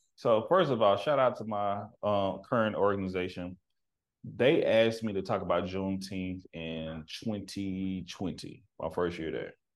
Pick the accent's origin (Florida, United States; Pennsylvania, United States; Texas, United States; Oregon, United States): Texas, United States; now in Seattle, United States; I'm from the country. I'm from Texas